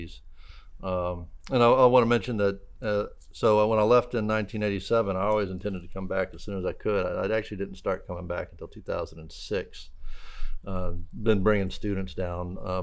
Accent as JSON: {"language": "English", "town": "New Orleans", "region": "Louisiana", "country": "United States", "tie": "born or raised there", "said": "I grew up in New Orleans, went to the University of New Orleans"}